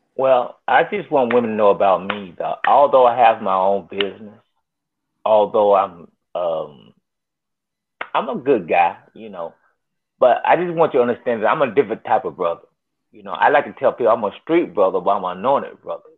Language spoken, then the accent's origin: English; North Little Rock, Arkansas, United States; I'm from North Little Rock